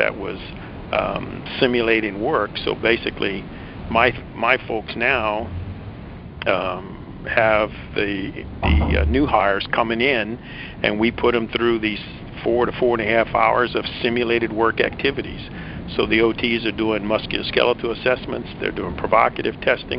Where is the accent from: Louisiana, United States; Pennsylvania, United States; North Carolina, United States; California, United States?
Louisiana, United States; South; moved away as an adult; I grew up in South Louisiana, so my wife and I decided to move back to Louisiana